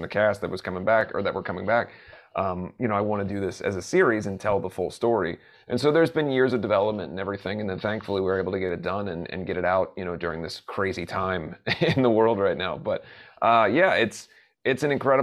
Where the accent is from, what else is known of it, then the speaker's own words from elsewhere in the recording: Southern Ohio, United States; I grew up in Southern Ohio